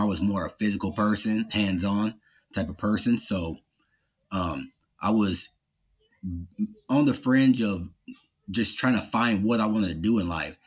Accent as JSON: {"language": "English", "town": "Louisville", "region": "Kentucky", "country": "United States", "tie": "born or raised there", "said": "I grew up in Louisville, Kentucky"}